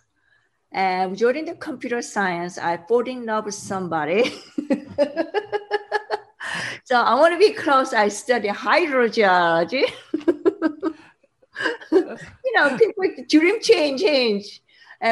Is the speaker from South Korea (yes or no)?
yes; South Korea; English is a second language; moved away as an adult; also born or lived in Sweden / Boston, Massachusetts; When I was young, I grew up in South Korea